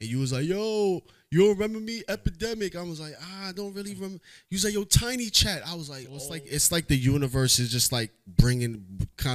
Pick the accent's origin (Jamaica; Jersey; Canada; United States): Jamaica; I'm Jamaican